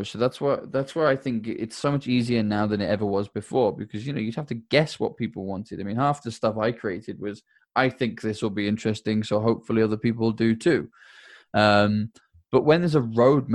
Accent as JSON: {"language": "English", "country": "United Kingdom", "said": "I'm British"}